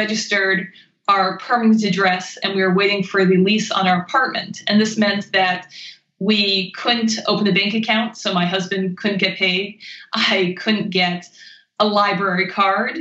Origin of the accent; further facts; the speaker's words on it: Maine, United States; moved away as an adult; also born or lived in Pennsylvania / China / Japan / New York; I grew up in Maine